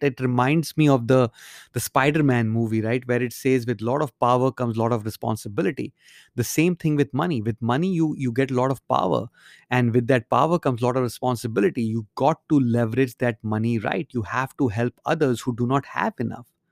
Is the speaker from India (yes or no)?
yes; India; moved away; when I grew up in India